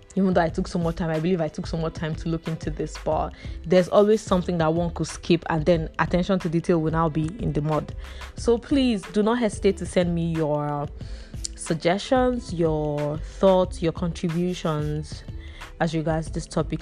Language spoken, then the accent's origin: English; Imo, Nigeria; I'm from Imo State